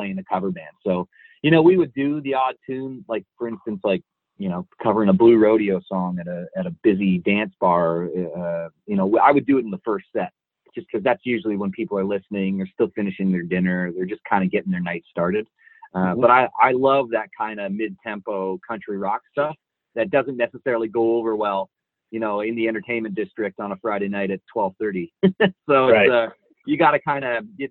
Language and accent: English; Niagara Falls, Ontario, Canada; I grew up in Niagara Falls.